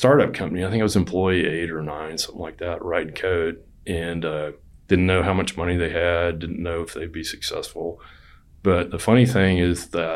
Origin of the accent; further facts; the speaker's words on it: Texas, United States; I'm from Texas